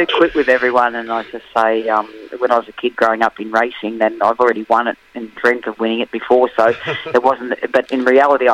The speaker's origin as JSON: {"language": "English", "country": "Australia", "said": "being an Australian and being in horse racing"}